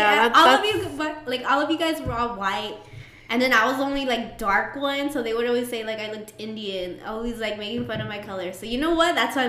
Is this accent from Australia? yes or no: no; Mexico; I was Mexican.